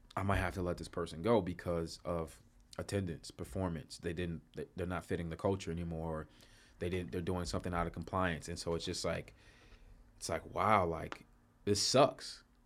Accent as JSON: {"language": "English", "town": "Chicago", "region": "Illinois", "country": "United States", "moved": "yes", "said": "I'm from Chicago originally"}